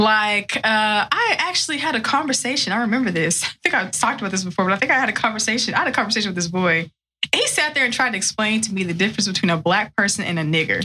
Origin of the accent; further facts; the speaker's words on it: West Texas, United States; I grew up in West Texas.